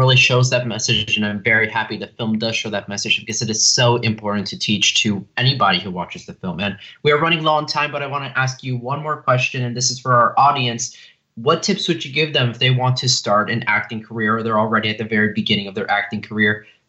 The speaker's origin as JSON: {"language": "English", "town": "Los Angeles", "region": "California", "country": "United States", "said": "from Los Angeles"}